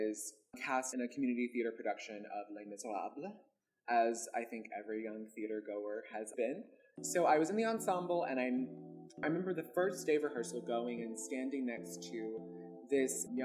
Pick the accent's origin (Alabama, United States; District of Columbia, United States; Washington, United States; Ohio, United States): Alabama, United States; Birmingham; growing up in Birmingham, Alabama. I was adopted by a white family and raised by them.